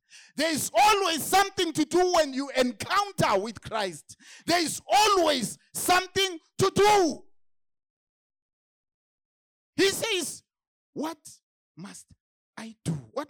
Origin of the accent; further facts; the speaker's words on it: Zimbabwe; because I came from Zimbabwe, I just went to the church.